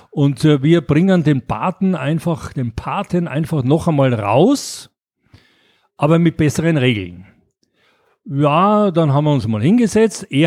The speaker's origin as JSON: {"language": "German", "town": "Graz", "region": "Styria", "country": "Austria", "tie": "born or raised there", "moved": "as an adult", "lives_now": "Munich, Germany", "said": "ich bin ja in Graz in Österreich aufgewachsen und äh, habe äh, da das mitbekommen, äh, dass das Spielen äh, Spaß macht. So mit 20 bin ich dann nach München gegangen"}